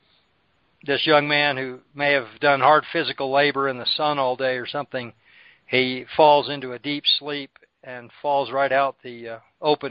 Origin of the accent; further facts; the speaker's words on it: United States; growing up in Churches of Christ in America